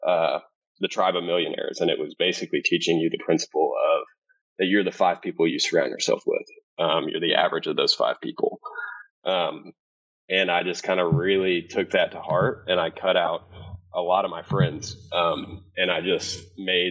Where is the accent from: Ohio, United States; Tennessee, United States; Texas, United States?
Texas, United States; Cedar Hill; I grew up in Cedar Hill, Texas